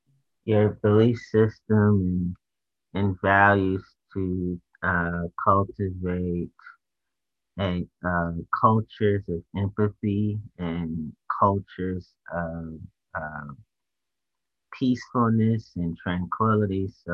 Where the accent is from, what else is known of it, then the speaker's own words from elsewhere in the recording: Washington, District of Columbia, United States; But I'm from Washington, D.C.